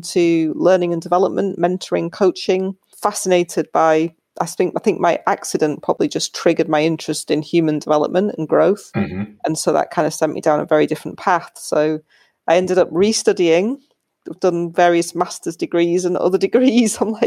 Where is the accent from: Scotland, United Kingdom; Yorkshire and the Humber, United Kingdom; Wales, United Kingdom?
Yorkshire and the Humber, United Kingdom; also born or lived in United States; I grew up in Yorkshire in England.